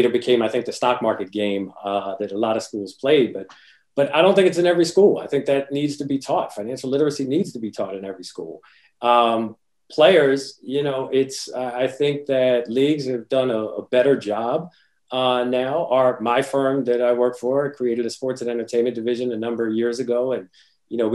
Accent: Willingboro, New Jersey, United States; I grew up in Willingboro, New Jersey, which was a working class area

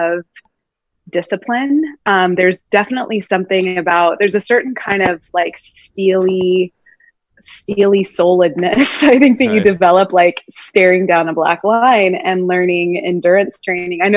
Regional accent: California, United States; moved away as an adult; now in Brooklyn, United States; I grew up in California

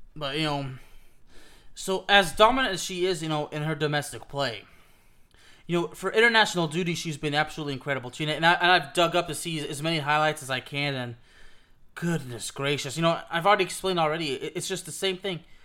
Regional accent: Villeurbanne, Auvergne-Rhône-Alpes, France; moved away; we actually come from the same hometown. She's from Lyon, just like I am

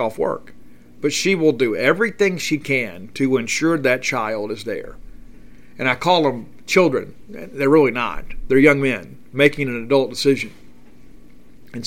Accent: Columbia, Mississippi, United States; I had a great time in Columbia, Mississippi. It's my hometown.

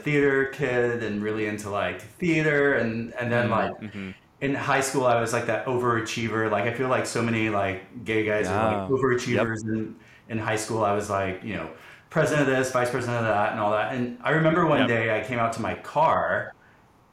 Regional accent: Dallas, Texas, United States; I grew up in the Dallas area in a suburb here in Dallas

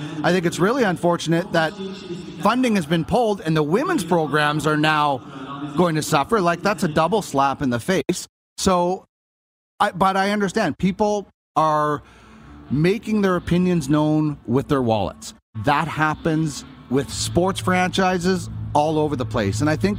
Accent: Brandon, Manitoba, Canada; now in Edmonton, Canada; I grew up in Brandon.

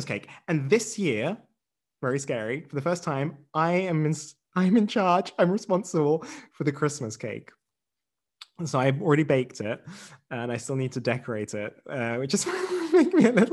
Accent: England, United Kingdom; now in Germany; I have British heritage.

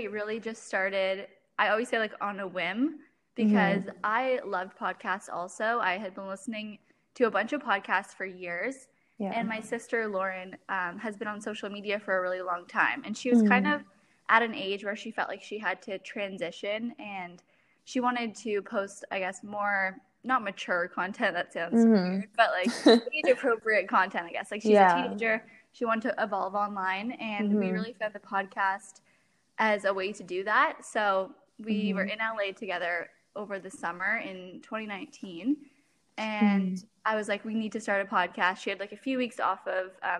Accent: Toronto, Ontario, Canada; I'm from Toronto, Ontario, Canada

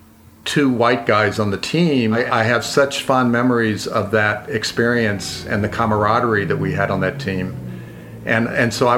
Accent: Hampton, Virginia, United States; moved away; I grew up in Hampton, Virginia, which is down on the Chesapeake Bay.

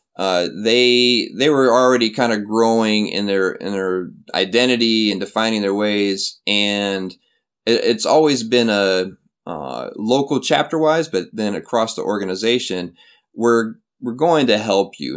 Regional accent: Flint, Michigan, United States; moved away as an adult; also born or lived in Minnesota; now in South Korea; Flint, Michigan is my, is my hometown

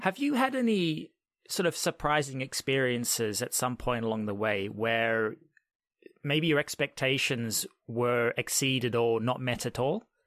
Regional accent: Australia; now in United Kingdom; I'm Australian. I'm originally from Australia, but now I'm an expat, if you want to call it that, and I'm living in the U K.

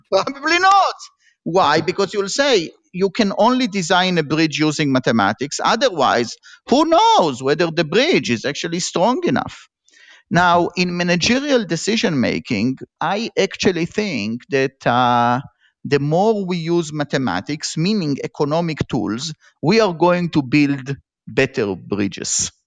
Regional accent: Israel; moved away as an adult; also born or lived in Tel Aviv; now in Berkeley, United States; I grew up in Israel and I was, uh, like all Israelis, I was in the military

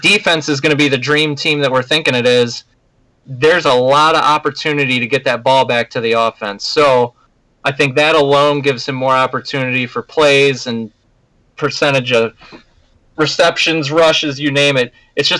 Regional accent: Baltimore, Maryland, United States; now in Wisconsin, United States; I'm from Baltimore. I live in Wisconsin

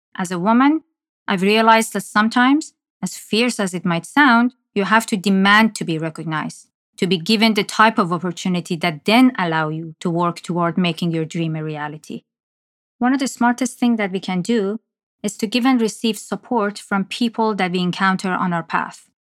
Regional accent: Iran; moved away as an adult; now in Toronto, Canada; I was born and raised in Iran and moved to Canada after graduating from university.

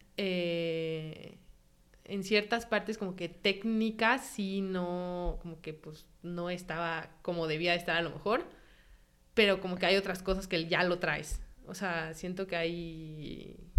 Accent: Mexico; moved away as an adult; also born or lived in San Sebastián, Spain; soy mexicana

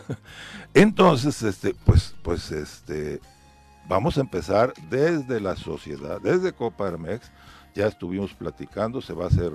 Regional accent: Cuautla, Morelos, Mexico; por allá, por mi tierra

